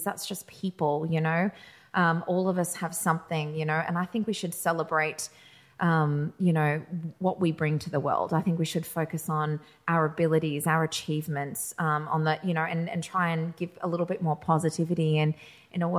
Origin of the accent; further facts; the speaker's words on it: Australia; I was born in Australia.